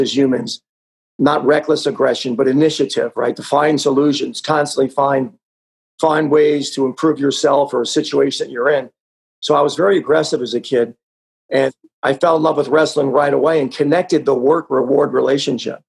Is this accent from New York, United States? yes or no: yes; Wantagh, New York, United States; I grew up on Long Island, New York, a wonderful little town called Wantagh